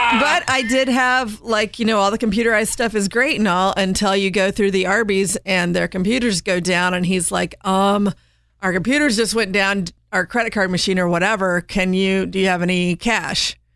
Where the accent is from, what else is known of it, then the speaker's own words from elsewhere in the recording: Southern Indiana, United States; I grew up in the Midwest in Southern Indiana